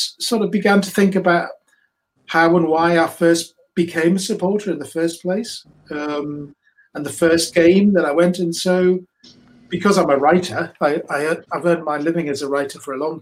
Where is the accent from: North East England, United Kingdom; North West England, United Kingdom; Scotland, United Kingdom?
North East England, United Kingdom; Newcastle upon Tyne; moved away as an adult; also born or lived in London; now in Newcastle upon Tyne, United Kingdom; I grew up in Newcastle